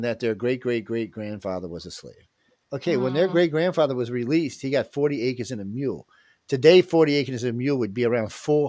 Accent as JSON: {"language": "English", "town": "New Orleans", "region": "Louisiana", "country": "United States", "said": "I'm from New Orleans. I got a cool-ass accent."}